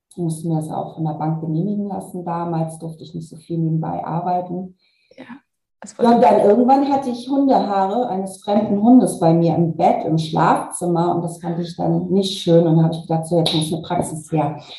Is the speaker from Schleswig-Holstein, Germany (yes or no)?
yes; Kiel, Schleswig-Holstein, Germany; Also ich bin eine Kieler Sprotte, ich bin dann beruflich nach Hamburg gegangen für diesen Konzern und bin dann nochmal nach Braunschweig gegangen und da habe ich mich tatsächlich nicht wohl gefühlt, weil mir dort das Meer unwahrscheinlich gefehlt hat.